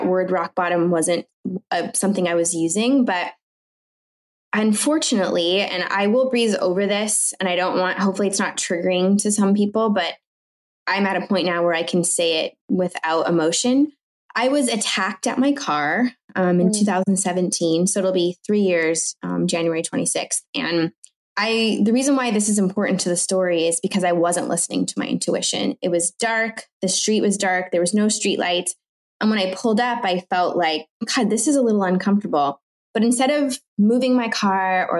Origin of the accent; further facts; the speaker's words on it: Orange County, California, United States; first language French; I was born and raised in Orange County